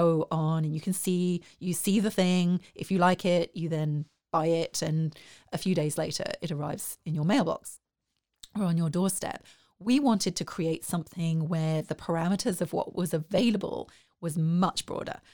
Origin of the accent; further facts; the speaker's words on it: South East England, United Kingdom; moved away as an adult; also born or lived in Dundee, Scotland; now in Waco, United States; Originally, I grew up in the Southeast